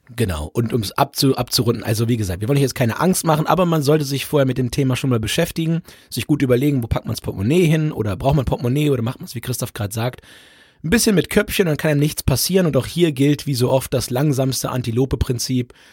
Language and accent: German; Holzminden, Lower Saxony, Germany; bei uns in Holzminden